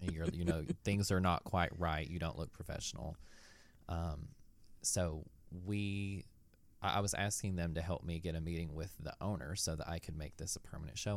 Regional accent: Knoxville, Tennessee, United States; I'm from Knoxville, Tennessee

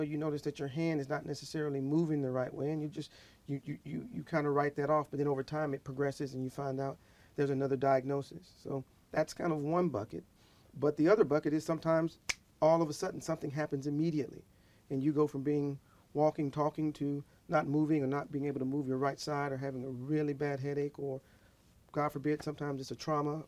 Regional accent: Georgia, United States; also born or lived in Milledgeville, Georgia / Decatur, Georgia / Texas; I'm a Georgia native. I was born in Milledgeville, Georgia.

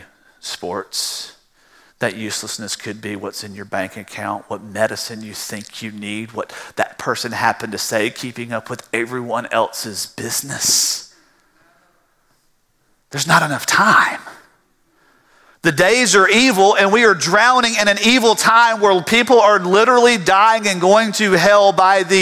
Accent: South Georgia, United States; growing up in South Georgia on a farm

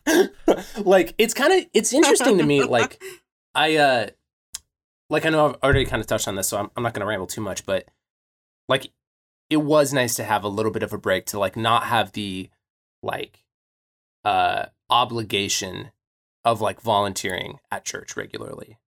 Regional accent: United States; growing up in American Christianity

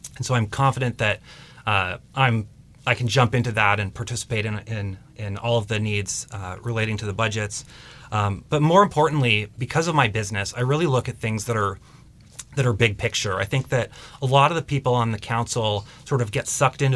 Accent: Mercer Island, Washington, United States; I grew up on Mercer Island, and I have an extensive connection to people on Mercer Island

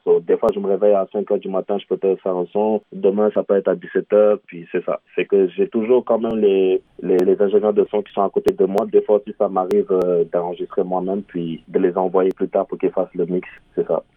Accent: Senegal; moved away as an adult; now in Montreal, Canada; mon pays d'origine qui est le Sénégal

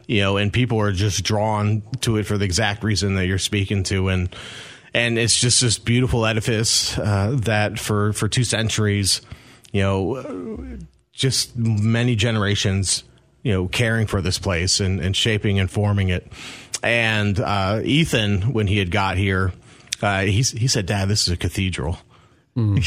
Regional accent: Rockville, Maryland, United States; also born or lived in Mount Airy, Maryland; now in Clarksville, United States; I'm originally from Maryland, a uh, town called Mount Airy. I grew up in Rockville, which is in the other Montgomery County

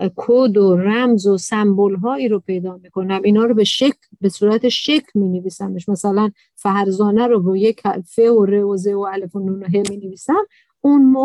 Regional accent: Iran; تو ایران به دنیا آمدم تو عربستان نیستم

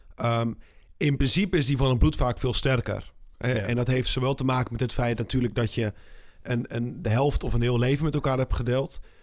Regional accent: Netherlands; als Nederlander

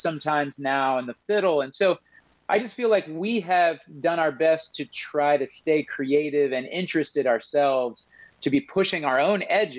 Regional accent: Midwest, United States; now in Harrisonburg, United States; No, I came and, you know, I moved from the Midwest and came to school here.

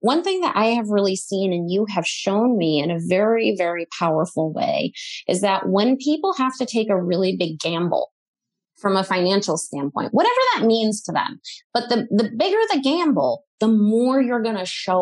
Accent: New England, United States; I grew up in New England

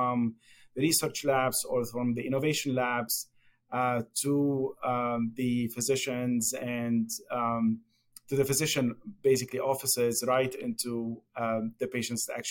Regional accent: Lebanon; moved away as an adult; also born or lived in Japan; now in United States; as probably you can guess from my accent, I was born and raised in Lebanon.

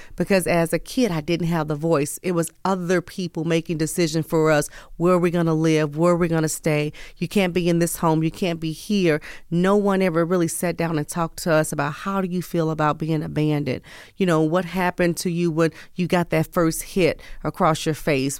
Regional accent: St. Louis, Missouri, United States; also born or lived in East Coast / the South; now in West Coast, United States; born and raised in the Midwest, Missouri, Saint Louis, Missouri, but have lived all vo-, all over

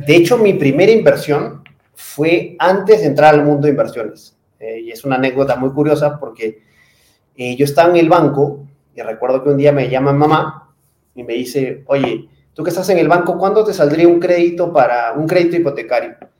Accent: Peru; moved away as an adult; also born or lived in Spain / Miami / Lima; now in Mexico; Soy peruano, trabajo para una empresa española, pero trabajo desde la oficina de México

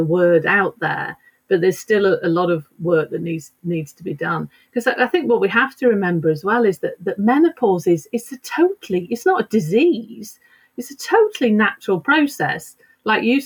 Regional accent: United Kingdom; moved away as an adult; also born or lived in London; now in Sweden; I am actually British.

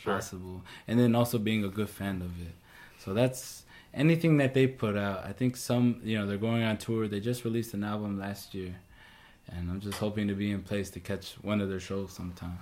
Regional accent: St. Paul, Minnesota, United States; I was born and raised in St. Paul

